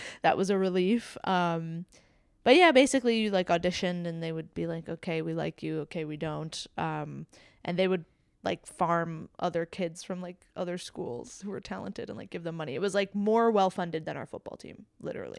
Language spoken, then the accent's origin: English; South Florida, United States; also born or lived in Jamaica; me being from Florida